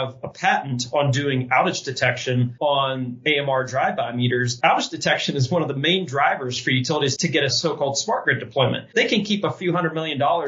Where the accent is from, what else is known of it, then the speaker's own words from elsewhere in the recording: West Virginia, United States; now in Boulder, United States; I grew up in West Virginia